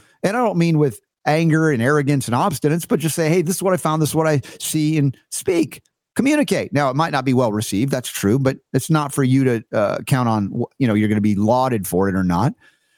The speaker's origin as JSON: {"language": "English", "region": "Georgia", "country": "United States", "tie": "born or raised there", "said": "I learned this from growing up in the Deep South in Georgia"}